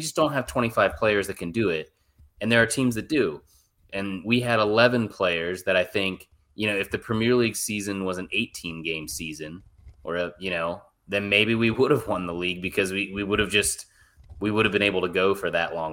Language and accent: English; United States; I'm an American